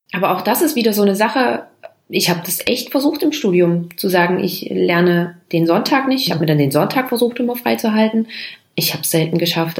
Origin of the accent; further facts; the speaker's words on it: Germany; bei uns in Deutschland